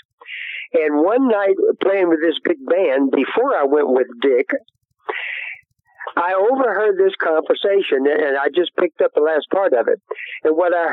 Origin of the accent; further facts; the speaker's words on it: Baton Rouge, Louisiana, United States; also born or lived in Golden Meadow, Louisiana / Cut Off, Louisiana / Birmingham; Then we moved not too long, by the time I was, seven, to Baton Rouge, Louisiana. And that's where I actually grew up, and went to high school there